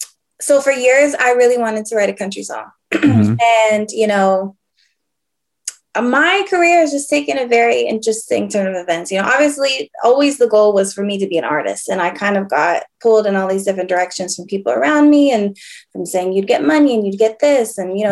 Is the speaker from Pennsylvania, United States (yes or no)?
no; Orange County, California, United States; also born or lived in Rancho Santa Margarita, California / Temecula, California / Corona, California; now in Menifee, United States; So I was born and raised in Orange County.